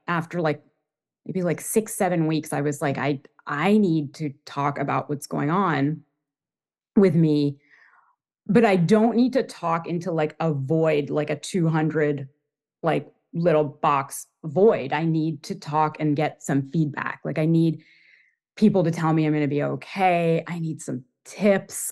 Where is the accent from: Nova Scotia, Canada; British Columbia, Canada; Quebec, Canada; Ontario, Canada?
Ontario, Canada; Toronto; moved away as an adult; also born or lived in Boston / New York; I grew up in Toronto, Canada, and I moved to Boston when I was around twenty for school, um, and I stayed.